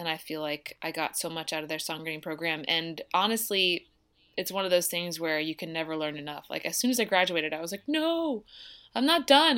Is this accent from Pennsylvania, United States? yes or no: yes; Downingtown, Pennsylvania, United States; now in Nashville, United States; I grew up outside of Philadelphia in a little town called Downing Town